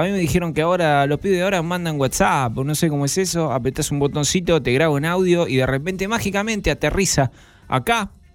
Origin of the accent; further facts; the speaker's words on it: Zona Sur, Buenos Aires Province, Argentina; los que somos de Zona